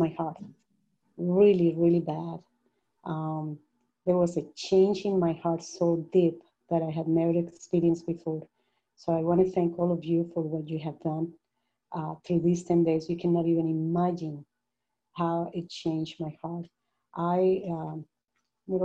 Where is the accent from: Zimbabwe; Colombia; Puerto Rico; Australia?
Colombia; moved away; also born or lived in Panama; I'm originally from Colombia, but I had lived in Panama for many, many years